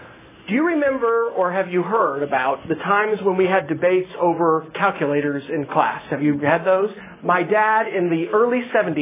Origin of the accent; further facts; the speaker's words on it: Manhattan, Kansas, United States; now in Yukon, United States; So I grew up in Manhattan, Kansas